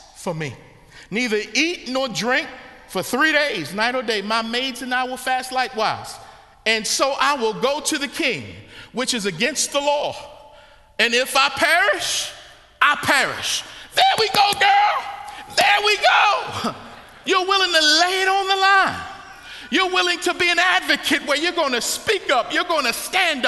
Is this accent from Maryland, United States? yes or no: yes; Baltimore, Maryland, United States; when I was growing up in Baltimore, Maryland, we had to be street